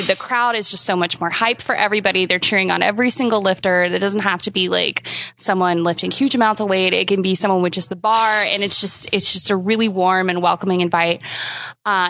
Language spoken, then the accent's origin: English; Texas, United States; moved away as an adult; also born or lived in Virginia Beach / South Carolina; I'm originally from Texas, and I grew up there for 20 some odd years